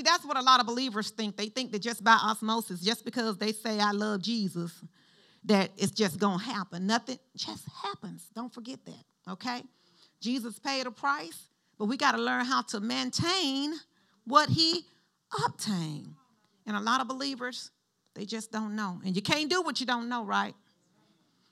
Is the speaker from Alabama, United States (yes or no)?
yes; Alabama, United States; we grew up in Alabama.